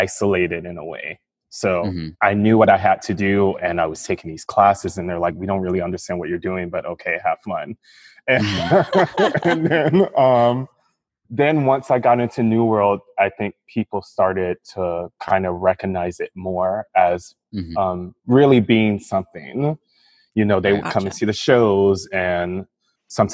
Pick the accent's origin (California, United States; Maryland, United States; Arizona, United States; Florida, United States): Florida, United States; Miami; also born or lived in England; I grew up in Miami, Florida, and I ended up attending New World School of the Arts